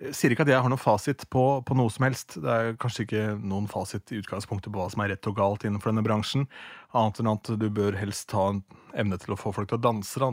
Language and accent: Norwegian; Askim, Viken, Norway; besøkte da ungdomsklubben hjemme i Askim